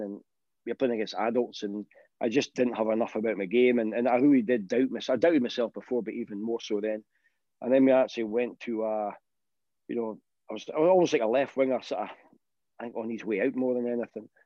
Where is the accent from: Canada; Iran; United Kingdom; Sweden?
United Kingdom; Aberdeen, Scotland; I grew up in Aberdeen